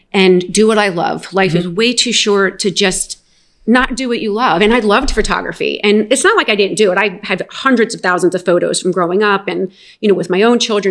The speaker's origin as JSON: {"language": "English", "town": "Willingboro", "region": "New Jersey", "country": "United States", "tie": "born or raised there", "said": "I grew up in Willingboro, New Jersey"}